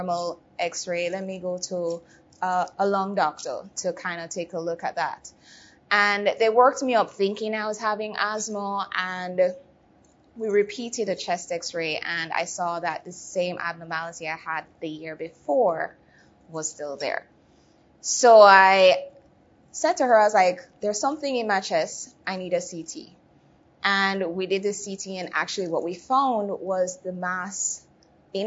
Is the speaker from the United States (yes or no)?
no; Jamaica; moved away; I'm originally from Jamaica